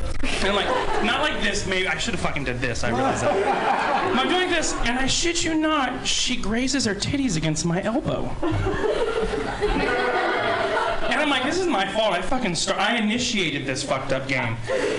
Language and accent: English; Santa Rosa, California, United States; So, I'm from Santa Rosa, Sonoma County, originally. And naturally, being from Sonoma County, my mother chain-smokes marijuana like truckers do crank.